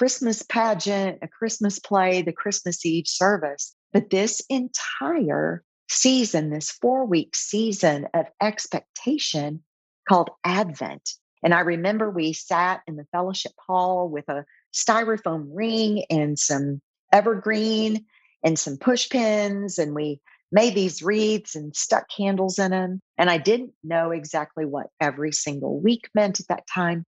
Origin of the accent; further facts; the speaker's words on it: Oklahoma, United States; moved away as an adult; also born or lived in Texas; now in Austin, United States; I'm originally from Oklahoma, but came down to Texas to work in marketing.